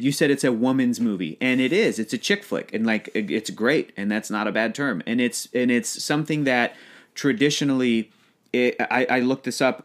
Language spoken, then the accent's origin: English; United States; as an American guy